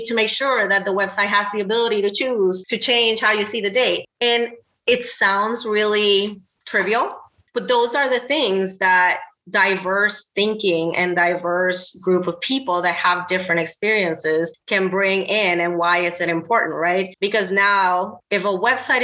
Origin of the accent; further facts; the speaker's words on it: Puerto Rico; English is a second language; moved away as an adult; also born or lived in the South / the Southwest; now in Cleveland, United States; I was born and raised in Puerto Rico